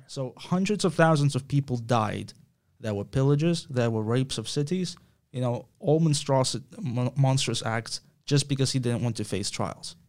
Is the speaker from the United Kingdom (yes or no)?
no; Ukraine; I'm from Ukraine